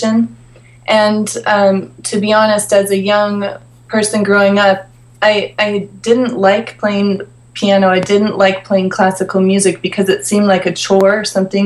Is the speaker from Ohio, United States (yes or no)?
no; Polson, Montana, United States; now in Los Angeles, United States; So I grew up in a very small town in Montana. The name of the town is Polson, Montana.